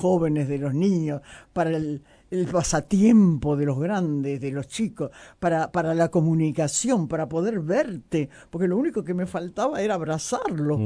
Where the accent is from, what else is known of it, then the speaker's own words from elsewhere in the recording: Uruguay; soy muy uruguaya